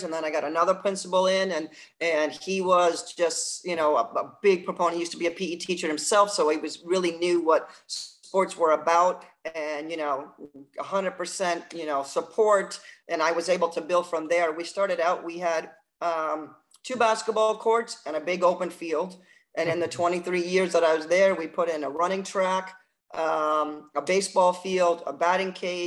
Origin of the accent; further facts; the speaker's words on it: New Jersey, United States; I grew up in New Jersey, and I actually started on the basketball court at the age of 4